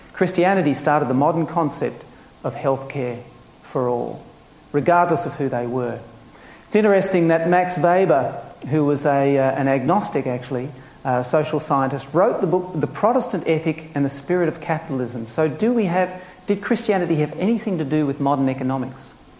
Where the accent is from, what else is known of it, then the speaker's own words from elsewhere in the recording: Queensland, Australia; being a Queenslander